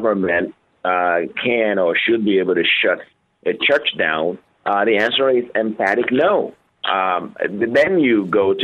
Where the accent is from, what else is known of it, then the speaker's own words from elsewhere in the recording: Nigeria; now in United States; I grew up in Nigeria under a military government.